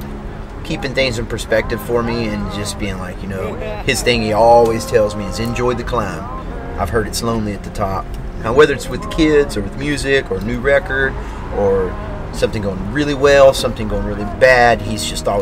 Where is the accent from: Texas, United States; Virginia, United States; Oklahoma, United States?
Texas, United States; Maypearl; I grew up in Maypearl, Texas, and it's a really, really, really small town